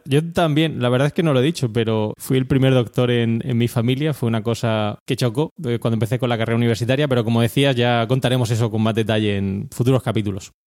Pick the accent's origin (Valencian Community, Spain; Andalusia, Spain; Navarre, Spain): Valencian Community, Spain; Orihuela; accent: mixture of accents; moved away; also born or lived in Granada / Murcia; Yo soy oriundo de Granada, aunque viví prácticamente toda, mi infancia en, Orihuela, en, la Vega Baja de Alicante